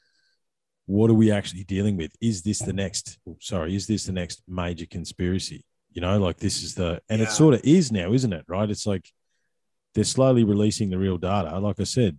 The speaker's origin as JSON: {"language": "English", "country": "Australia", "said": "us as Australian people"}